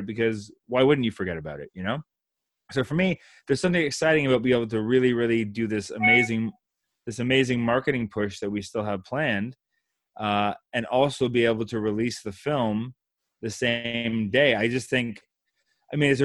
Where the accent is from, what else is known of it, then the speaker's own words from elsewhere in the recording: Canada; as Canadian filmmakers